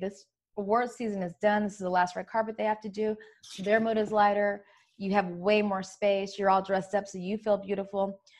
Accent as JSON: {"language": "English", "region": "California", "country": "United States", "lives_now": "New York, United States", "said": "It's a mix because I'm from California. So naturally I want to be in flip-flops and sweats, but then I'm a New York girl."}